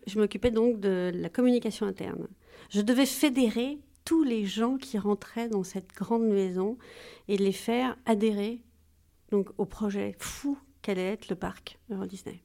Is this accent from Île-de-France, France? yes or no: no; Corsica, France; also born or lived in Paris; je suis corse, donc j'ai toujours baigné dans les eaux limpides